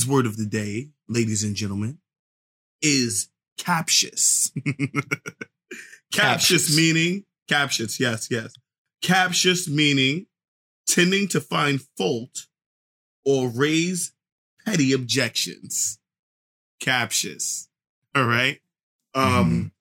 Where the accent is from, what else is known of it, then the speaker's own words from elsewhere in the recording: New York City, New York, United States; I'm definitely born and raised in Southside Queens